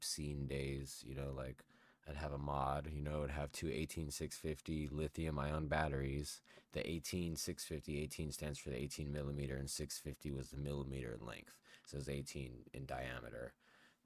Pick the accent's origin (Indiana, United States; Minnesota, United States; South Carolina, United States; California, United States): California, United States; San Gabriel Valley; now in Nevada, United States; I miss the San Gabriel Valley